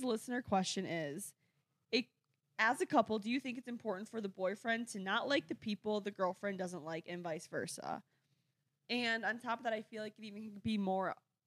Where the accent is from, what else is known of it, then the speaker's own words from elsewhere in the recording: Oklahoma, United States; accent: Oklahoma; My Oklahoma accent